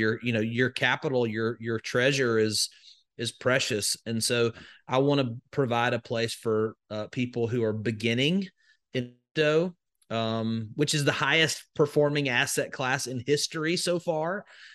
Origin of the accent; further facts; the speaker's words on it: Alabama, United States; So I grew up in Northwest Alabama, just in the middle of nowhere. So just think of all the stereotypes that you could come up with. And that's where I grew up.